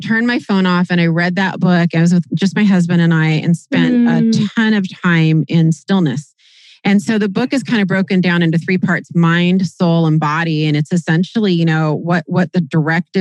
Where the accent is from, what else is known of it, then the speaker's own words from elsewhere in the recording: Kirkland, Washington, United States; Not just Seattle, Kirkland, my hometown